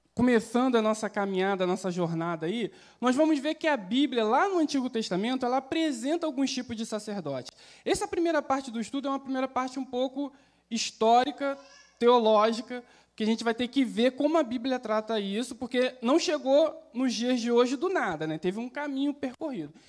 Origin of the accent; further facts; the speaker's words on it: Baixada Fluminense, Rio de Janeiro, Brazil; also born or lived in Duque de Caxias; eu sou carioca, baixada fluminense